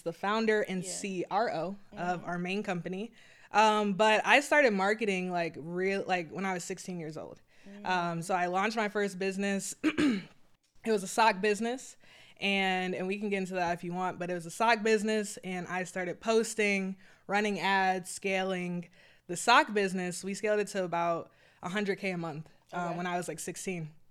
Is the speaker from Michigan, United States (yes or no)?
yes; Detroit, Michigan, United States; I'm from Detroit